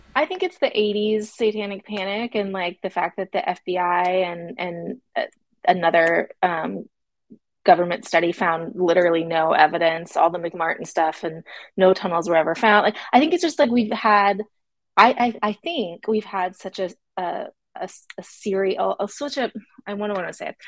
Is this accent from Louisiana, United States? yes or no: no; Florida, United States; I'm from Florida.